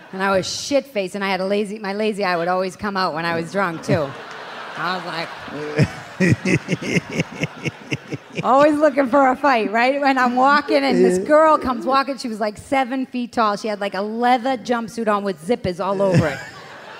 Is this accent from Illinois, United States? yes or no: no; Boston, Massachusetts, United States; I grew up in Savin Hill, Dorchester, Massachusetts, 02125.